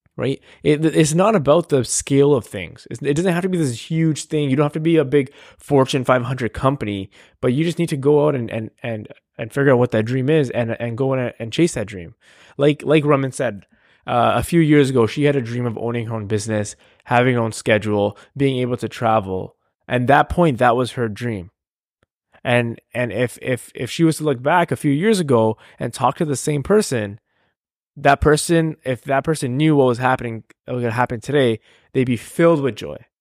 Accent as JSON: {"language": "English", "country": "Canada", "said": "I'm Canadian"}